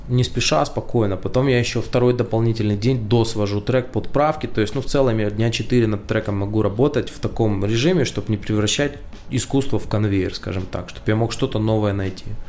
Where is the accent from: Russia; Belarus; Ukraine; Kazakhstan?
Ukraine; я украинец